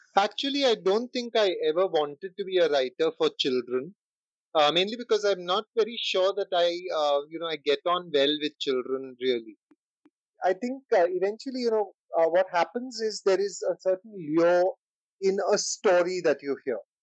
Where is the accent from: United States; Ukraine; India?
India; being Indian